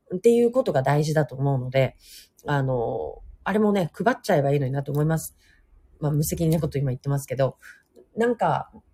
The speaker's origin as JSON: {"language": "Japanese", "region": "Hokkaido", "country": "Japan", "tie": "born or raised there", "moved": "yes", "lives_now": "Nagasaki, Japan", "said": "北海道出身なので"}